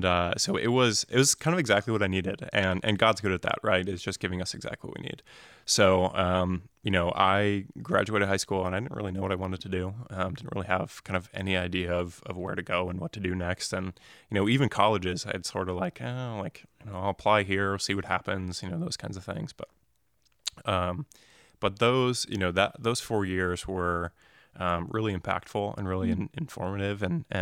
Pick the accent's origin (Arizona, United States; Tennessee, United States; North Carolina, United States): Arizona, United States; Phoenix; also born or lived in New Jersey; And so I grew up in North Phoenix and Anthem.